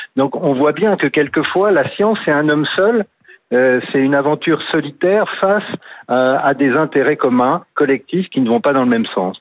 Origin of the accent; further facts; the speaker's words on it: Nouvelle-Aquitaine, France; je suis du Sud-Ouest